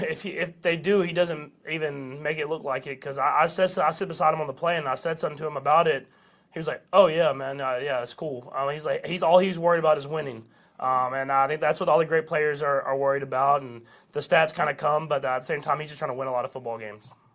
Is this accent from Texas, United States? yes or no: yes; Tyler, Texas, United States; moved away; my home state